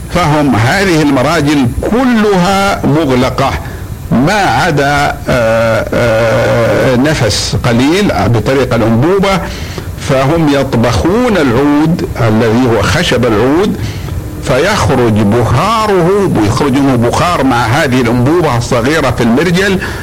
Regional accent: Saudi Arabia; عندنا في المملكة العربية السعودية

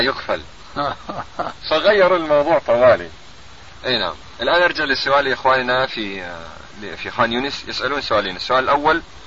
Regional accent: Ramallah district, Ramallah and al-Bireh Governorate, Palestine; نحن من قضاء رام الله

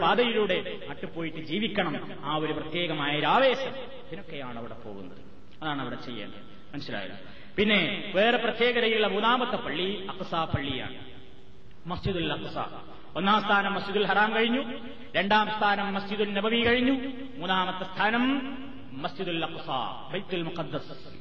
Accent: Palakkad district, near Koppam, Kerala, India; ഞങ്ങളുടെ നാട്ടിൽ പാലക്കാട് ജില്ലയിൽ കൊപ്പത്തടുത്ത

